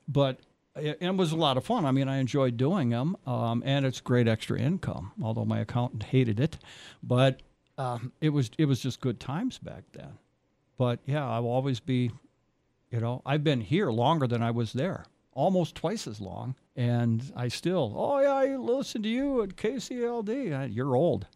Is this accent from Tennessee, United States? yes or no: no; Foley, Minnesota, United States; I'm on the Benton and Sherburne County line, but Foley